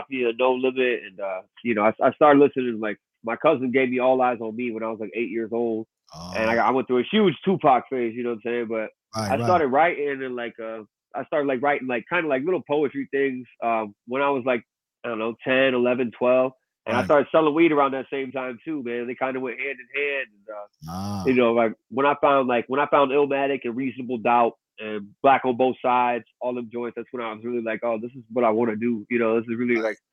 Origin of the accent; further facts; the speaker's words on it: Gary, Indiana, United States; also born or lived in Michigan / Chicago; I'm from Gary, Indiana. 219 in this motherfucker